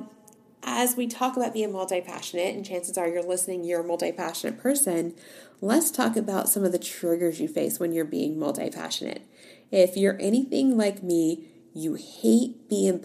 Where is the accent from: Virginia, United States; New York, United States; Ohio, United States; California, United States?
Virginia, United States; moved away; also born or lived in Tennessee; I was raised in Virginia.